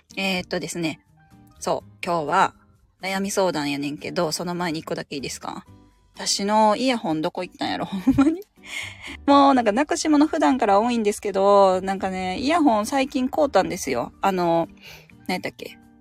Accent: Osaka, Japan; moved away; 私地元大阪なんですけど、大阪に帰るとですね

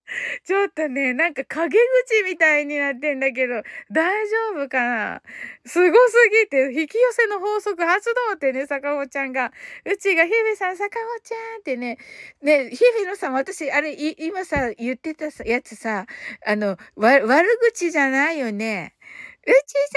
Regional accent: Kyushu, Japan; 私とか九州人 なので、やっぱりね、イントネーションがね、かなり違うので

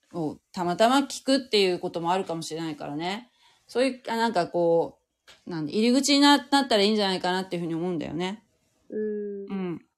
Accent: Fukuoka, Japan; moved away as an adult; also born or lived in Kanagawa; 私は福岡なんだけど

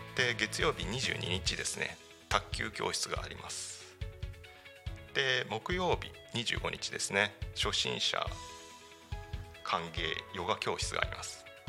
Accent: Tako, Chiba, Japan; also born or lived in Tokyo; 生まれは多古町ではないんですが、えー、3月からあ3歳から3歳から多古町で育ちました

